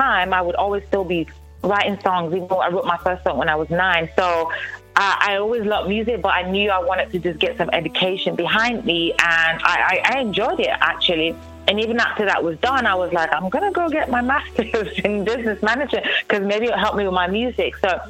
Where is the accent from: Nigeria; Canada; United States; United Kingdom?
Nigeria; Well, first of all, I'm Nigerian, and my family supported me, my parents supported me